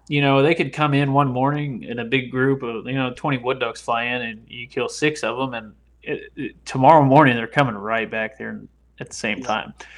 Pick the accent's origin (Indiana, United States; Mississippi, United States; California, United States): Indiana, United States; moved away as an adult; now in Louisiana, United States; I grew up in Indiana